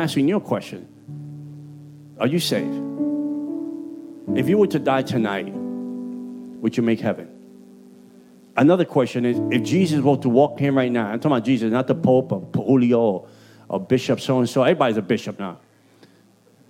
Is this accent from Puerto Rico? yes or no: yes; Puerto Rico; accent: Puerto Rican; also born or lived in Bronx, New York; My Puerto Rican accent